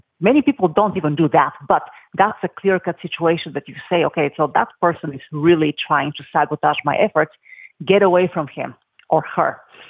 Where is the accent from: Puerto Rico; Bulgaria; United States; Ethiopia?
Bulgaria; moved away; I came here with nothing from Bulgaria.